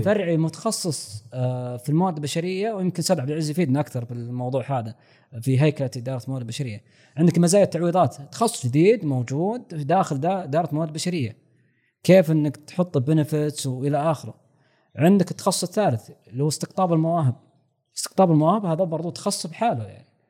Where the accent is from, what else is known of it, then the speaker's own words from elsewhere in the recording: Saudi Arabia; عندنا في السعوديه